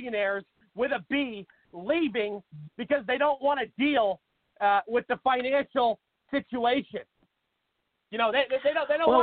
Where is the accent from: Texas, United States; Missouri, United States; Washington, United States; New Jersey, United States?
Washington, United States; Seattle; moved away as an adult; now in Phoenix, United States; I moved to Phoenix about 8 years ago, but I'm originally from Seattle, Washington